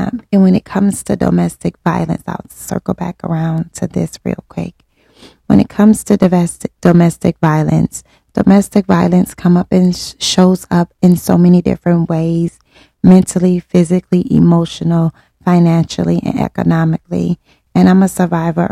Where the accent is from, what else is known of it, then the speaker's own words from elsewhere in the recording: Detroit, Michigan, United States; born and raised in Detroit. Yes, West Side